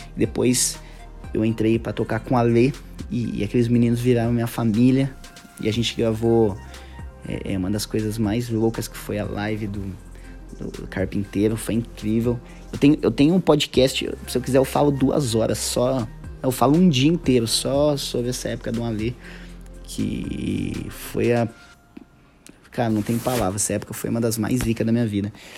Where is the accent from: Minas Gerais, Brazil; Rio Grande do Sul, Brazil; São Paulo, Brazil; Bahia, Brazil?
São Paulo, Brazil; eu sou paulista